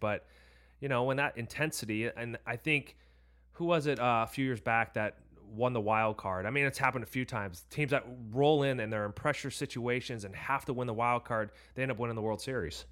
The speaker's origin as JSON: {"language": "English", "area": "Orange County", "region": "California", "country": "United States", "tie": "born or raised there", "said": "we grew up in Orange County"}